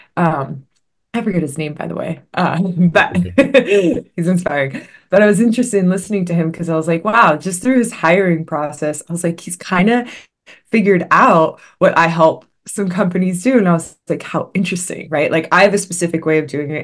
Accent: Los Angeles, California, United States; I was born and raised in the Los Angeles area in the San Fernando Valley

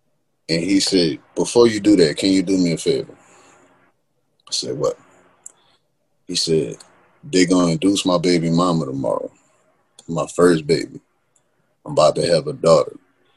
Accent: New Orleans, Louisiana, United States; because we grew up in New Orleans, it's always cloudy.

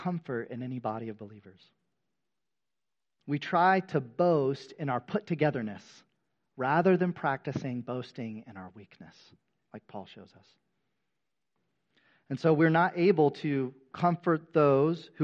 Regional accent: United States; The majority of us who have been born and raised in America

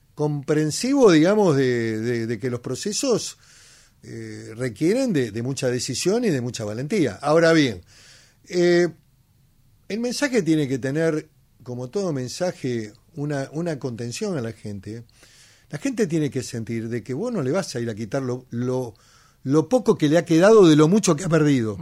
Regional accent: Argentina; also born or lived in Patagonia

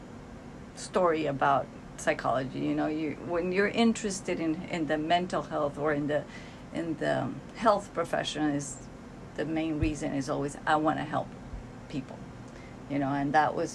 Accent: Cali, Valle del Cauca, Colombia; moved away as an adult; now in United States; Cali, Colombia, that's where I've lived most of my life

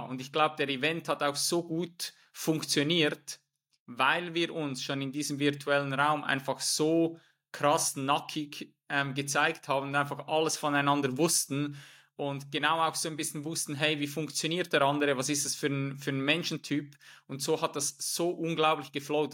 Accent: Switzerland; moved away as an adult; Ich komme ursprünglich aus der Schweiz

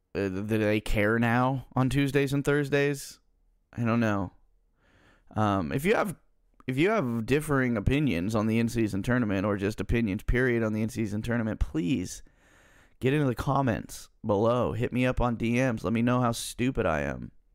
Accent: Central Valley, California, United States; I'm I'm from Central Valley, California, where the main teams are the Niners and the Raiders.

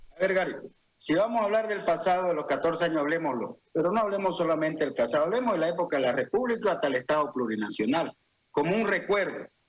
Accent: Santa Cruz, Bolivia; Yo soy un cruceño, yo soy un campa, siempre voy a querer a mi región

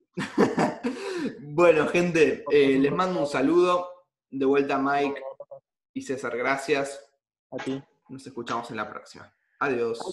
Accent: Argentina; soy argentino

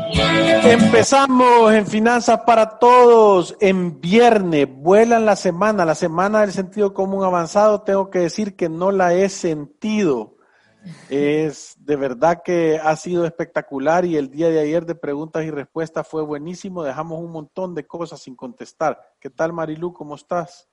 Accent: San Salvador, El Salvador; vivo en San Salvador, El Salvador, aquí he vivido mis 52 años

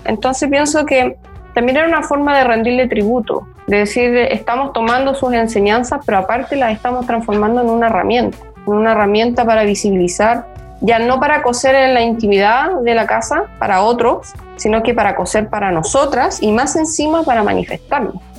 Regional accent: Valparaíso, Chile; moved away as an adult; now in Barcelona, Spain; yo soy porteña, pero vivo en Barcelona hace

